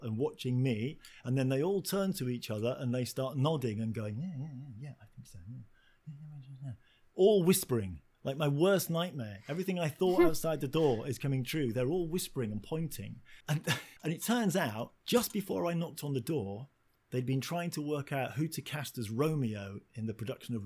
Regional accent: Hull, Yorkshire and the Humber, United Kingdom; I grew up in Yorkshire, which is a town called Hull, a working class town

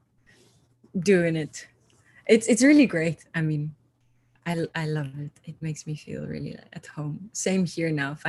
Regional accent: Amsterdam, North Holland, Netherlands; moved away as an adult; now in Brussels, Belgium; I'm originally from Amsterdam

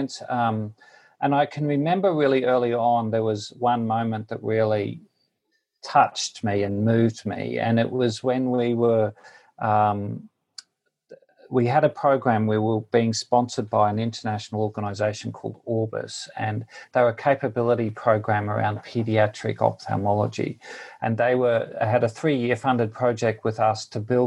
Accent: Queensland, Australia; moved away as an adult; also born or lived in Newcastle, New South Wales, Australia; now in India; I grew up in Australia. Originally, my first 24 years were spent in Queensland, the state of Queensland

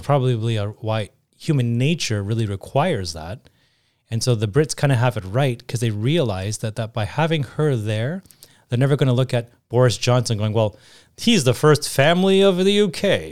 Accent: Canada

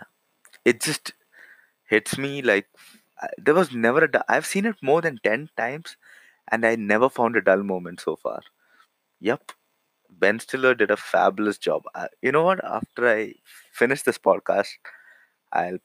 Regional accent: India; I'm from India.

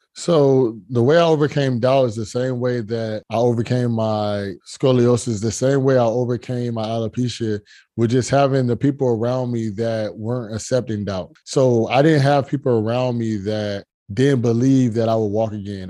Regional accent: Fort Lauderdale, Florida, United States; I'm from Fort Lauderdale, Florida

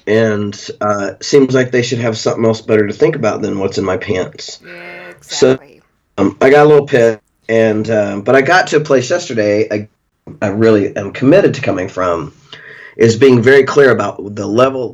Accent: Pittsburg, Kansas, United States; moved away; my hometown, mm-hmm. you know, where people know me, and I grew up there

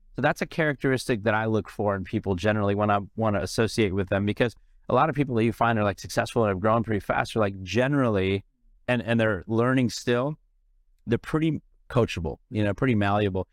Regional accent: San Francisco, California, United States; moved away as an adult; also born or lived in India; now in Los Angeles, United States; I grew up in San Francisco

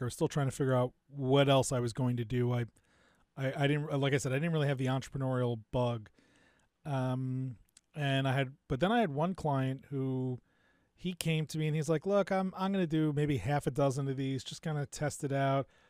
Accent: New Jersey, United States; also born or lived in New York / Miami, Florida; Parents moved out to the suburbs of New Jersey when I was pretty young, and so I grew up in New Jersey, just outside of Rutgers

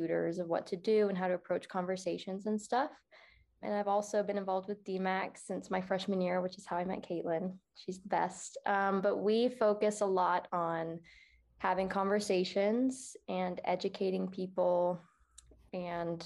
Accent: Phoenix, Arizona, United States; I am from Phoenix, Arizona

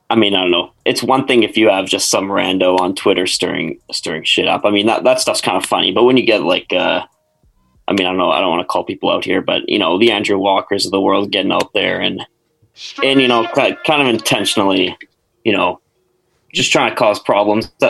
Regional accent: Victoria, British Columbia, Canada; I'm fr- I'm from uh, Victoria on the island here.

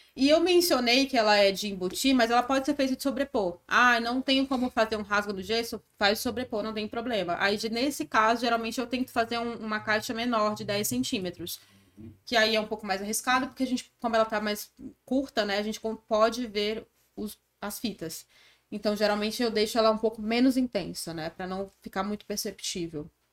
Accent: Acre, Brazil; moved away; also born or lived in São Paulo; Sou do Acre, do Norte.

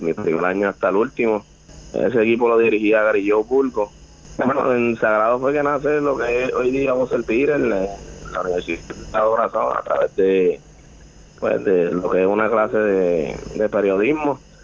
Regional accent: Las Piedras, Puerto Rico; Casi siempre representé los colores de, mi pueblo. Gané en campeonato nacional del, eh, del torneo novicio en el 2009 con los Taínos de las Piedras

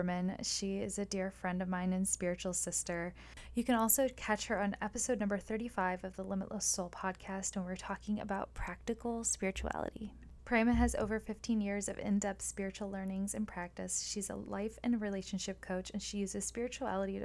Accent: Midland, Michigan, United States; we had a flood in my hometown. I live in Midland, Michigan

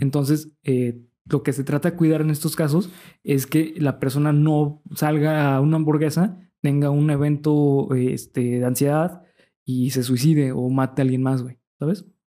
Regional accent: Mexico; nosotros como mexicanos

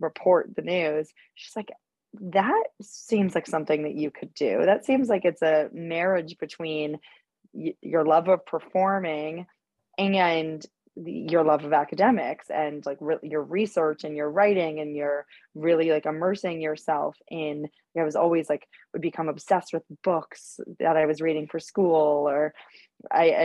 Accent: Winnipeg, Manitoba, Canada; moved away as an adult; also born or lived in British Columbia / Toronto; now in New York, United States; So I grew up in Canada. I was born in British Columbia. And then my family moved to Winnipeg when I was in elementary school

